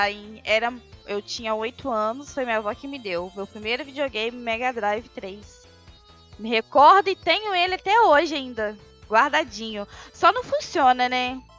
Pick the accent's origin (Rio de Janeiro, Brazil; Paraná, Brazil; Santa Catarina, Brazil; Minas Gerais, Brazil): Rio de Janeiro, Brazil; Miracema; accent: leaning towards Minas Gerais; Então aí ficou meio que esse sotaque mais puxado para Minas do que realmente para capital. Mas eu sou do interior do Rio, Miracema.